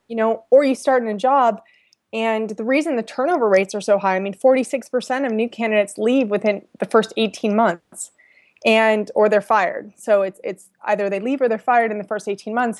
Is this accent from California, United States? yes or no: yes; San Francisco, California, United States; also born or lived in Virginia; I'm from San Francisco